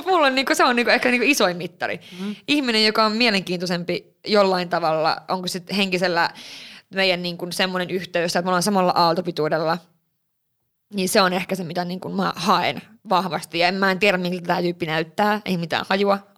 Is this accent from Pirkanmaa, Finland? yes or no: no; Lapland, Finland; Kyllä mä vitsi, kun tää, mä oon Lapista kotoisin, mutta tää lumi.